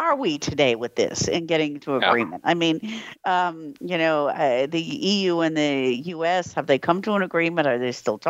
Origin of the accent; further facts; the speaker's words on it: United States; now in Europe; as American living in Europe